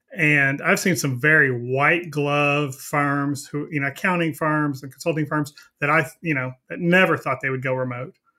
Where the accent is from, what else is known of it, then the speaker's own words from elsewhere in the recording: Texas, United States; I'm from Texas